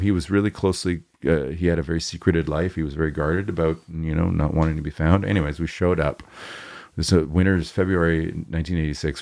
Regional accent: Toronto, Ontario, Canada; we're from Toronto

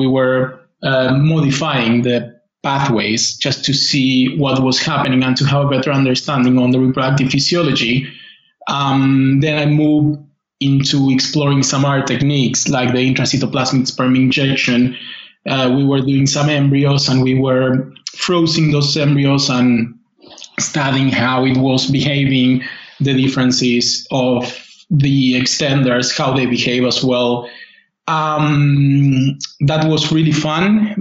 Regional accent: Argentina; moved away as an adult; also born or lived in Buenos Aires; now in United Kingdom; I'm from Argentina

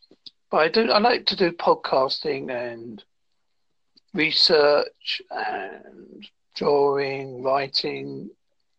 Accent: Devon, South West England, United Kingdom; I am from Devon in the United Kingdom.

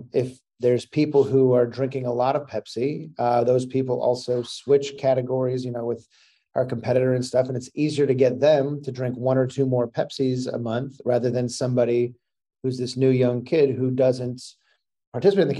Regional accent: Seal Beach, California, United States; I grew up in Seal Beach.

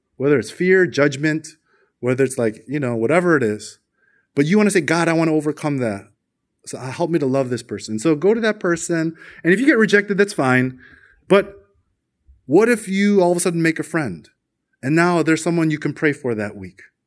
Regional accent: South Korea; we as Koreans, we're the majority crowd.

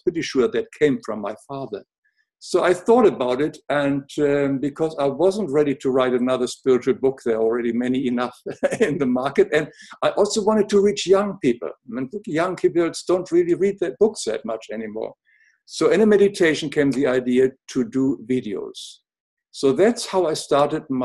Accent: Germany; English is a second language; moved away; also born or lived in Africa / America; as you can hear, I was born in Germany, but I lived in Africa and America for a long time now

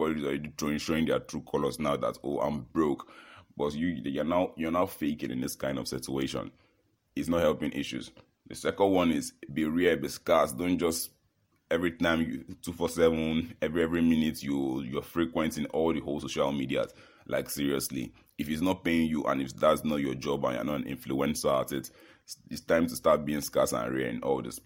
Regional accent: Nigeria; I'm from Nigeria

